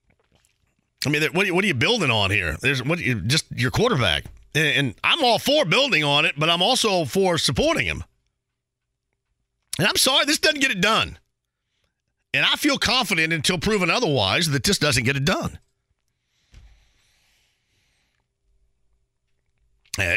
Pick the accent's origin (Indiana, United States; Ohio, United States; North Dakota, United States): Indiana, United States; Southern; I'm from Southern Indiana.